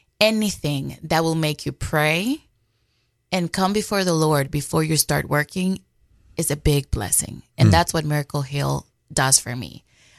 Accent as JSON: {"language": "English", "country": "Dominican Republic", "tie": "born or raised there", "moved": "as an adult", "lives_now": "United States", "said": "So actually, I came to the States in 2015 after getting married. I am from the Dominican Republic."}